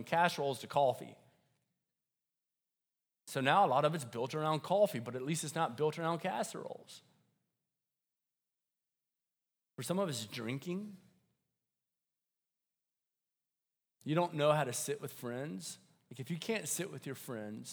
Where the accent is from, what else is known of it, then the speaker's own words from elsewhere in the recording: Deep South, United States; I grew up in the South, like deep South